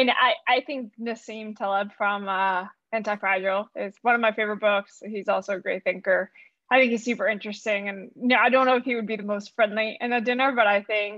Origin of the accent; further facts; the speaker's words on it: Orlando, Florida, United States; also born or lived in Colombia / Berkeley, California; now in San Francisco, United States; I came to the U.S. when I was 7 years old, moved to Orlando, Florida, is where I really grew up all the way to high school